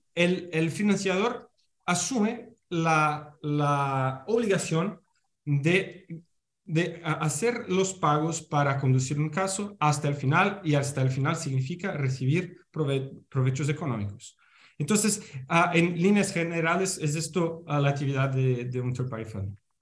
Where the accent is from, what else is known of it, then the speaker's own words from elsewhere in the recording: Brazil; Spanish is a second language; mi español está lejos de ser bueno, yo soy eh, brasileño